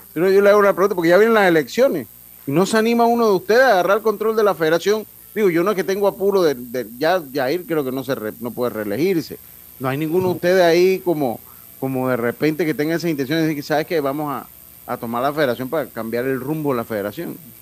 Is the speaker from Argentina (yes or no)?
no; Panama; como buen panameño